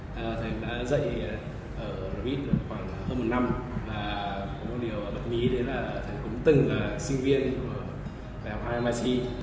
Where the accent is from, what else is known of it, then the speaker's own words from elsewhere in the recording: Vietnam; moved away as an adult; mình là người Việt Nam là tự hào là người Việt Nam